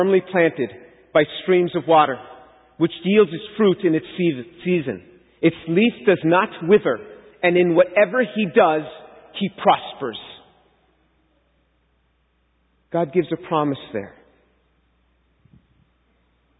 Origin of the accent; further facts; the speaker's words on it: New York City, New York, United States; I was born and raised a Jew in New York City